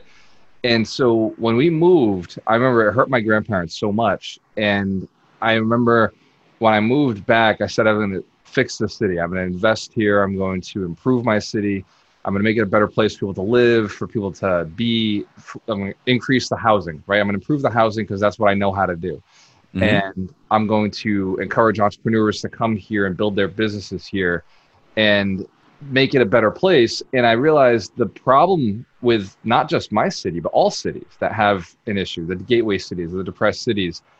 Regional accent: Fall River, Massachusetts, United States; I grew up here in Fall River

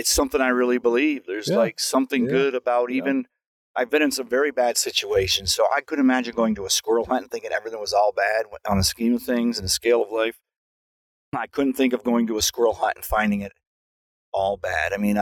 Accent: United States; Growing up near Canada, it was very isolated. We got a couple Canadian TV channels and an American one

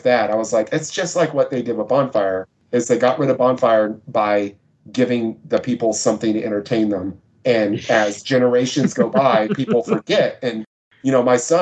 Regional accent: Texas, United States; I'm from Texas

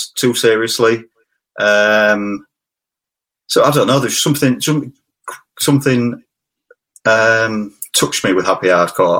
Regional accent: Hull, Yorkshire and the Humber, United Kingdom; I'm from Hull

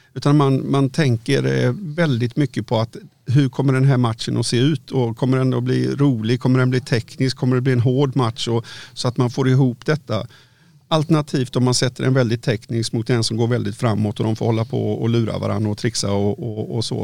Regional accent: Varberg, Halland County, Sweden; jag kommer från Varberg

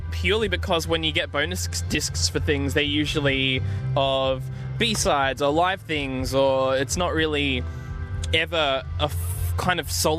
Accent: Australia; moved away; also born or lived in New Zealand; I'm Australian.

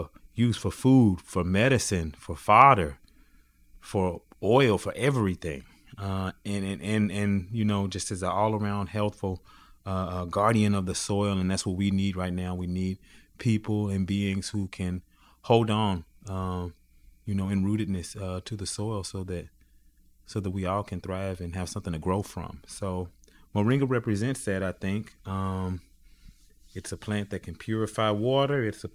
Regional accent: Greenville, United States; moved away; my hometown, Greenville

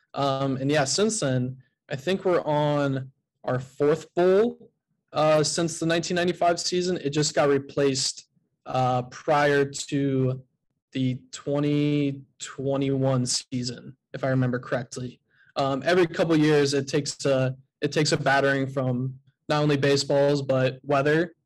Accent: Ohio, United States; now in Durham, United States; I'm not originally from North Carolina, from Ohio

